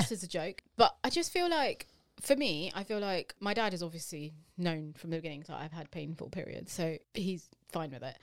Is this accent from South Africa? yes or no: no; United Kingdom; we are British Asian women